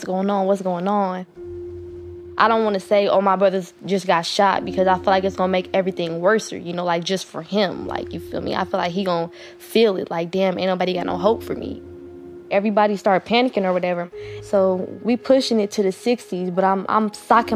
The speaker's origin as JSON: {"language": "English", "town": "Oakland", "region": "California", "country": "United States", "said": "I'm from East Oakland, California."}